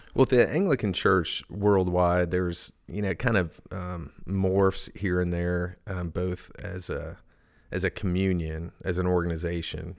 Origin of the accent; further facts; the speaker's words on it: Edmond, Oklahoma, United States; moved away as an adult; also born or lived in Charleston, South Carolina / James Island, South Carolina / Pittsburgh; now in Elizabeth City, United States; I grew up in Oklahoma. Edmond